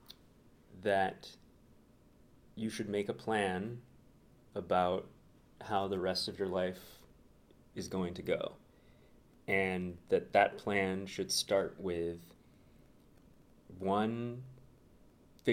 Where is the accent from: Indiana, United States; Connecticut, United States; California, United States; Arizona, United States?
California, United States; Santa Barbara; moved away as an adult; also born or lived in Berkeley, California; now in Chicago, United States; Born and raised, sunny Santa Barbara, California